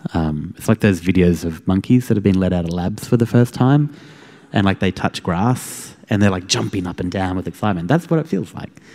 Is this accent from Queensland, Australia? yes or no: yes; Queensland, Australia; I'm from Queensland